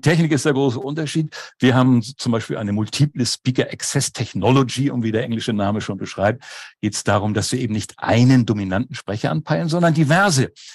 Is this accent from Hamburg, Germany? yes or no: yes; Hamburg, Germany; moved away as an adult; now in Schleswig-Holstein, Germany; bin aber geborener und gebürtiger Hamburger